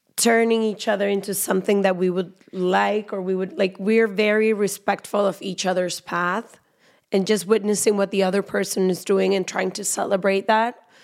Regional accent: Guadalajara, Jalisco, Mexico; I am a Mexican woman. I was born in Guadalajara

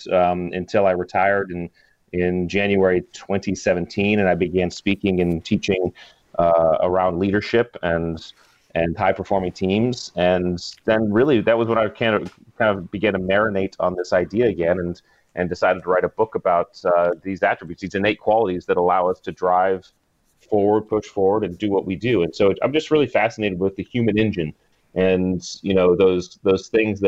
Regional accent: New England, United States; I grew up in New England

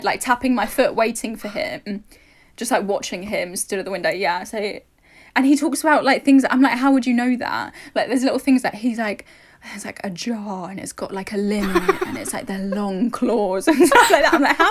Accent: London, United Kingdom; But growing up in London, I never once looked out into the night sky and saw stars.

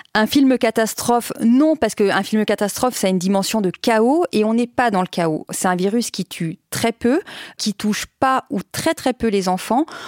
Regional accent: France; il est chez nous en France

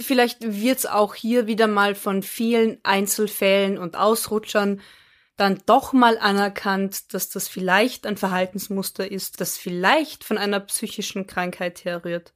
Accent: Austria; Bei uns in Österreich

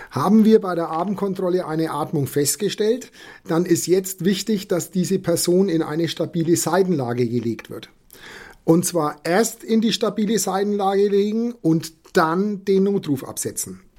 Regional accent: Bavaria, Germany; moved away as an adult; now in Bremen, Germany; Wie man mir anhört, komme ich nicht aus Bremen und auch nicht aus Niedersachsen. Ich bin vor zwei Jahren aus Bayern nach Bremen verzogen.

